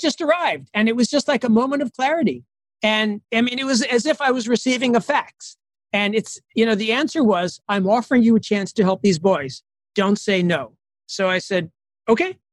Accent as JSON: {"language": "English", "country": "United States", "moved": "as an adult", "lives_now": "Addis Ababa, Ethiopia", "said": "I'm an American Jewish doctor"}